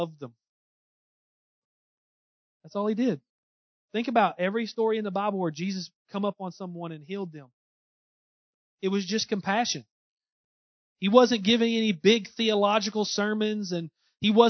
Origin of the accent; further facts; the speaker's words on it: Southeast Missouri, United States; accent: Southeast Missouri; my Southeast Missouri accent